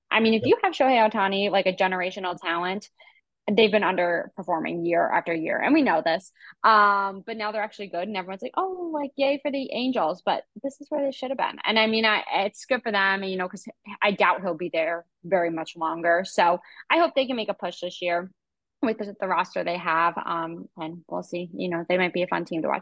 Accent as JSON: {"language": "English", "region": "New York", "country": "United States", "said": "I feel as a New Yorker"}